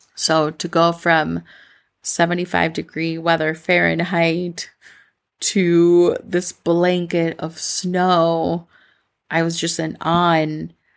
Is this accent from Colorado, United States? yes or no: no; Minnesota, United States; accent: Midwestern; first language Spanish; English is a second language; now in Medellin, Colombia; I grew up in Minnesota, um, my, quote unquote, like, Colombian accent, like, when I speak English, I don't really have an accent other than a Midwestern accent